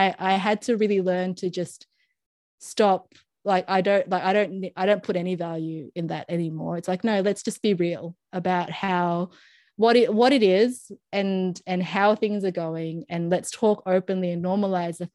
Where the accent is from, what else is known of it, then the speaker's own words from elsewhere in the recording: Philippines; for me as a Filipino